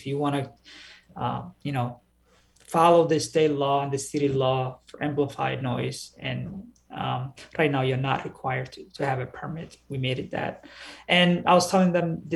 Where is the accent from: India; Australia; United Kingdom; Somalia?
Somalia; now in Minneapolis, United States; I grew up in Somalia, where we hear the call to prayer everywhere we go.